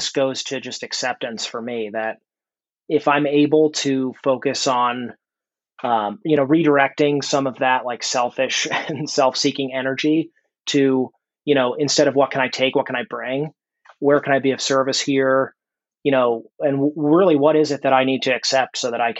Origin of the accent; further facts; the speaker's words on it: Reston, Virginia, United States; I'm from Reston, Virginia.